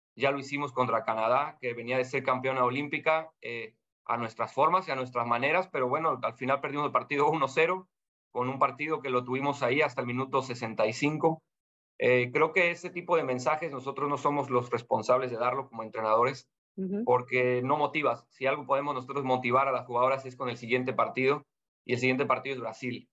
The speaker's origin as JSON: {"language": "Spanish", "country": "Mexico", "moved": "as an adult", "lives_now": "Panama", "said": "como mexicano"}